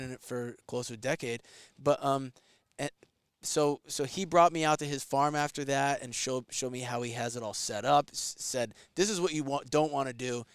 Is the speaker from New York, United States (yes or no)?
yes; New York, United States; I'm from New York